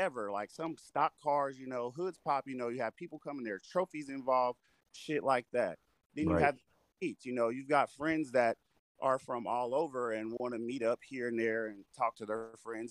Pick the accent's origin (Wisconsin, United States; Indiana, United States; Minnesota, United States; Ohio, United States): Ohio, United States; Dayton; I'm from inner Dayton. You know, I grew up in the hood